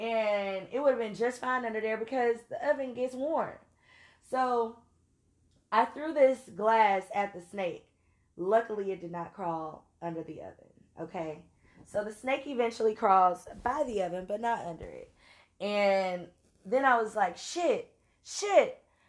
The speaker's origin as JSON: {"language": "English", "region": "Louisiana", "country": "United States", "said": "I'm from Louisiana. So, and I know I don't have an accent, but that's for y'all, not for me."}